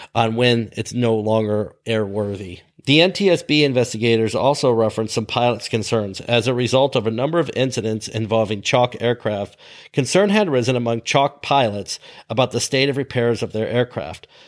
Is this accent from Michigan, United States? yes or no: yes; Ludington, Michigan, United States; My hometown airport, not the one I worked at, but my hometown airport in Ludington, Michigan